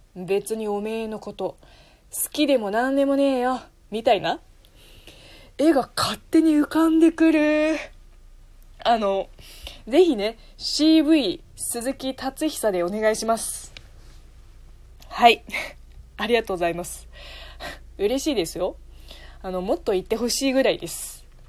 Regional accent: China; first language Chinese; Japanese is a second language; moved away as an adult; now in Japan

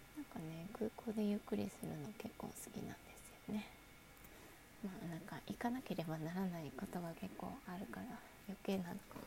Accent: Kanto, Japan; 関東生まれ

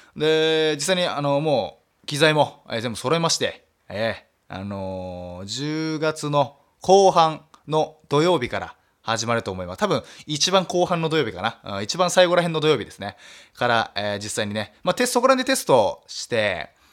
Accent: Nagasaki, Japan; moved away as an adult; now in Tokyo, Japan; 長崎からラジオ DJ 目指すと言って、えー、上京してきて

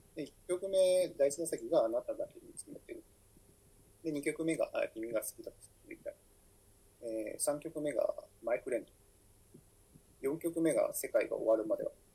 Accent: Fukuoka, Japan; 福岡出身

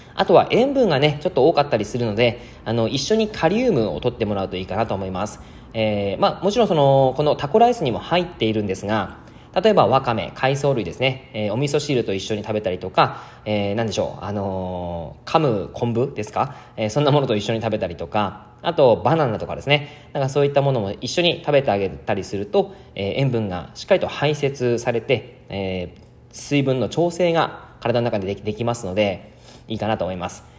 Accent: Yamagata, Japan; also born or lived in Kanagawa / Osaka / Miyazaki / Oita; now in Fukuoka, Japan; 僕はですね、えー、山形出身

